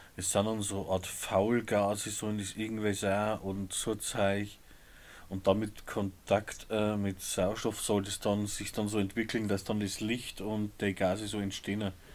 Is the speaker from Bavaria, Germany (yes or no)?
yes; Upper Palatinate, Bavaria, Germany; bei uns in der Oberpfalz